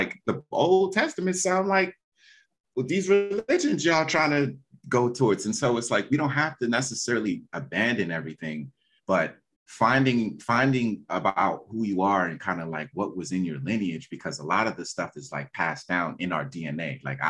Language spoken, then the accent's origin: English; Nigeria; Like I grew up, I'm Nigerian, you know, my father is my father's mother is Yoruba. So I've always known Yoruba as a language.